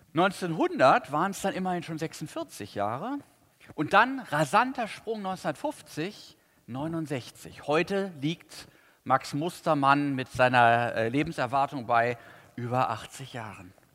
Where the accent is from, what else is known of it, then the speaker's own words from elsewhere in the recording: Cologne, North Rhine-Westphalia, Germany; Ich weiß als Kölner